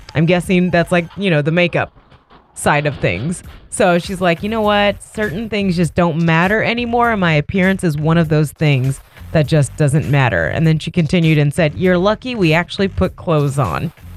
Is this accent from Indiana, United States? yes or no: yes; Indiana, United States; I am from Indiana.